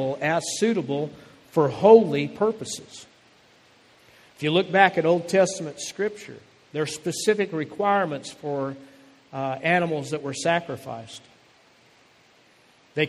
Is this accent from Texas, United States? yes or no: no; Phoenix, Arizona, United States; my home that I grew up in Phoenix, Arizona